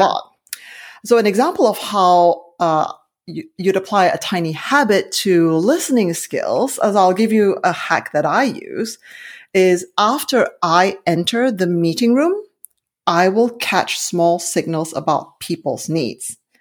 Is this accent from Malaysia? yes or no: yes; Malaysia; now in Silicon Valley, California, United States; I'm originally from Malaysia